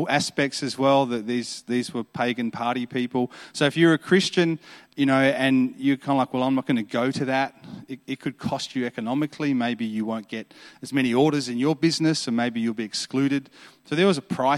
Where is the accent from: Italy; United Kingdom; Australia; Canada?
Australia; Adelaide, South Australia; I'm from Adelaide, so Adelaide's a beautiful city.